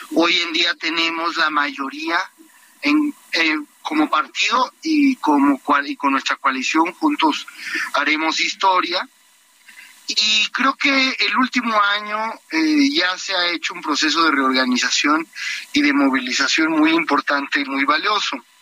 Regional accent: Mexico; yo tengo 34 años y como muchos mexicanos

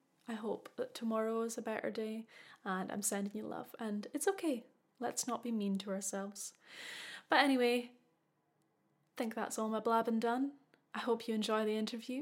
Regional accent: Buckie, Scotland, United Kingdom; I'm originally from Bucky, so we actually speak like the same dialect

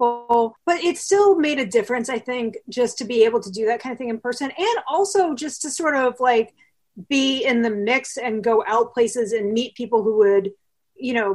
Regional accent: East Coast, United States; also born or lived in Chicago; now in New York, United States; I grew up on the East Coast

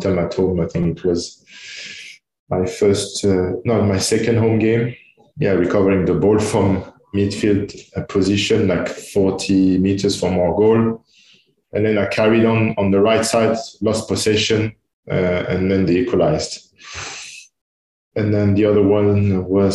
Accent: Tours, Centre-Val de Loire, France; English is a second language; also born or lived in Manchester, United Kingdom / Italy; now in Dubai, United Arab Emirates; I grew up in Tours. So it's 2 hours south of Paris

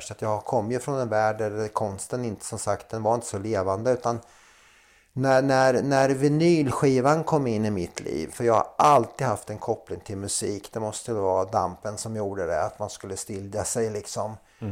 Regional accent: Linköping, Östergötland, Sweden; moved away as an adult; also born or lived in Slovenia; now in Gotland, Sweden; Linköping är uppväxt. Linköping, ja. Där har jag min barndom.

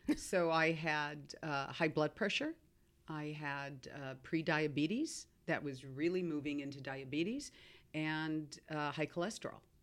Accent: Seattle, Washington, United States; having grown up you know, in Seattle, Starbucks world

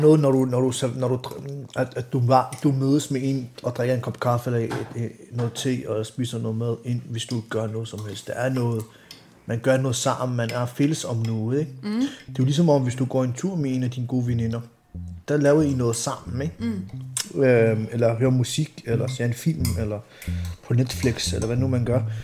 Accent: Denmark; also born or lived in Vanløse; jeg er født og opvokset her i Danmark

